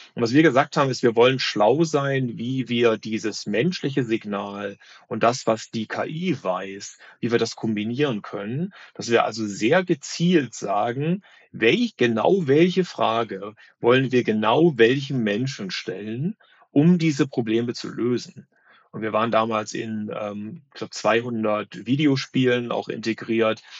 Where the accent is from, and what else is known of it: North Hesse, Germany; born or raised there; also born or lived in Berlin